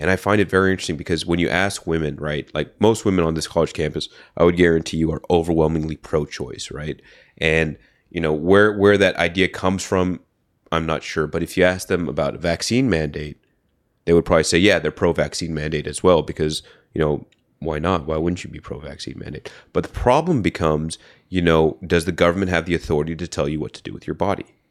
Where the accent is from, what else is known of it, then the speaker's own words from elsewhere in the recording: Bay Area, California, United States; I'm from the Bay Area